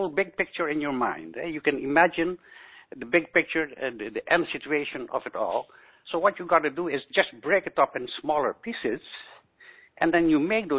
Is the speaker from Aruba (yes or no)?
yes; Aruba; now in Netherlands; I was born on the island of Aruba, a very exotic island in the Caribbean